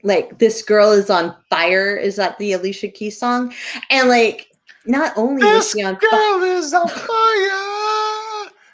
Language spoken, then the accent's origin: English; Bedford, New Hampshire, United States; now in Bar Harbor, United States; in bedford new hampshire when i was growing up